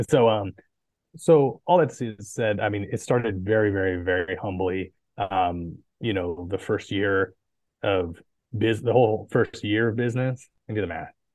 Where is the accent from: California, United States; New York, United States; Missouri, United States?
California, United States; Poway; also born or lived in Coronado, California; I was born in Northern California, but I lived in Poway from the time I was about three years old on